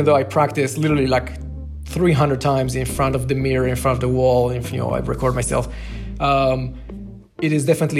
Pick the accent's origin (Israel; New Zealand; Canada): Israel; moved away; I'm originally from Israel